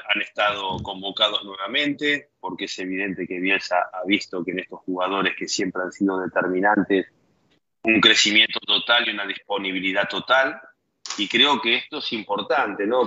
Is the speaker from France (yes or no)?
yes; France